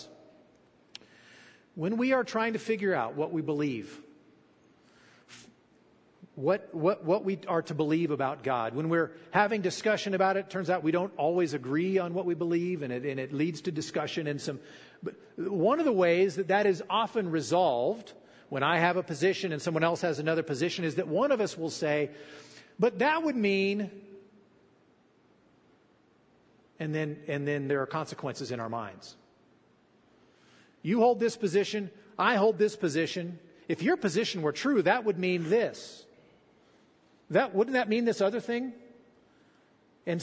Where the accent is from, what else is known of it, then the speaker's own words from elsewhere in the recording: Fallon, Nevada, United States; I grew up here in Fallon.